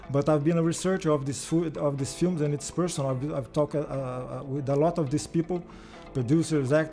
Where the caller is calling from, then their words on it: Rio de Janeiro, Brazil; I'm speaking from Rio. It's a different state in Brazil.